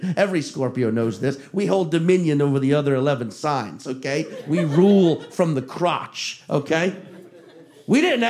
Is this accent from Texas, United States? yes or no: no; Chalmette, Louisiana, United States; also born or lived in Slidell, Louisiana; I grew up in Chalmette, Louisiana